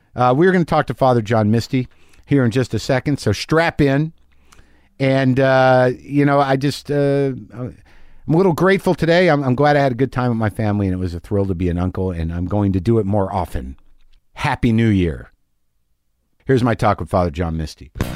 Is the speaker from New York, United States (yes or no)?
no; Albuquerque, New Mexico, United States; moved away; my home state of Albuquerque